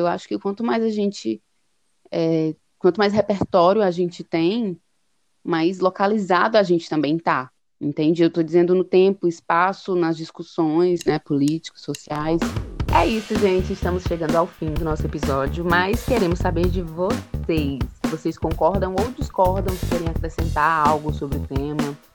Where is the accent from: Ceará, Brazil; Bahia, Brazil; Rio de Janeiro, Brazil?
Ceará, Brazil; Fortaleza; a gente é de Fortaleza, Ceará